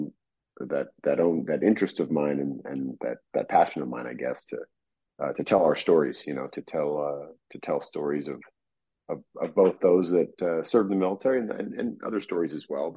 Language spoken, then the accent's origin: English; San Francisco Bay Area, California, United States; moved away as an adult; also born or lived in Oak Ridge, Tennessee / San Diego / Los Angeles; I grew up in the San Francisco Bay Area. I was actually born in Tennessee, in Oak Ridge, Tennessee